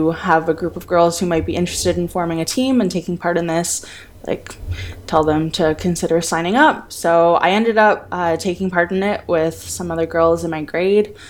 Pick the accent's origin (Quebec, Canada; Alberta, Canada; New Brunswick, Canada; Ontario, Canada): Ontario, Canada; Ottawa; I am originally from Ottawa here in Canada